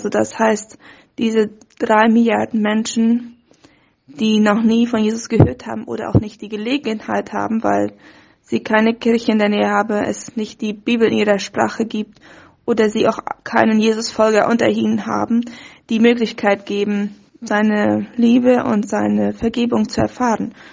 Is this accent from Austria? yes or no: no; Fernheim, Boquerón, Paraguay; now in Asunción, Paraguay; Ich komme ursprünglich aus Fernheim, aber wohne schon seit meinem Studium in Asunción und bin Teil von OM-Team hier in Paraguay.